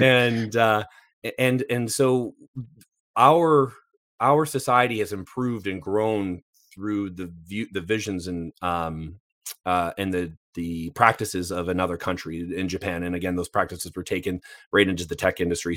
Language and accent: English; Canada; I'm Canadian